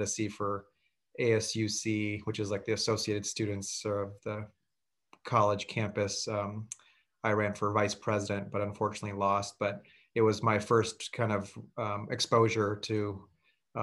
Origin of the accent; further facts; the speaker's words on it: Milpitas, California, United States; also born or lived in San Jose, California; Grew up in Milpitas in the South Bay until I was about 14 years old and then moved to San Jose when I was in high school